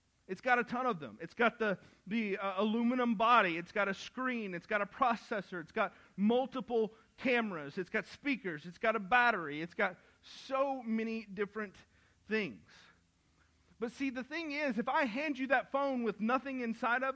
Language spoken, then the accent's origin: English; the South, United States; I grew up in the South